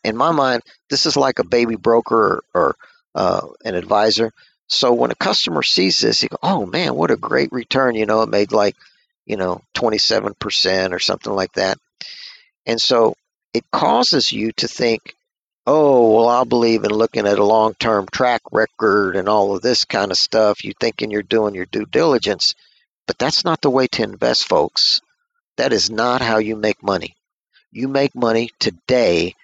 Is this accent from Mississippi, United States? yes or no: no; Texas, United States; I'm from Texas.